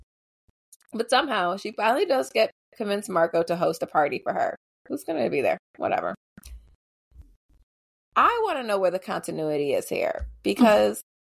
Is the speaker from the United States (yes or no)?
no; Canada; as a Canadian